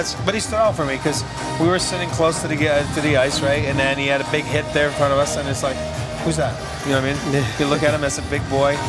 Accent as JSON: {"language": "English", "town": "Montreal", "region": "Quebec", "country": "Canada", "said": "because I'm French and I'm from Montreal"}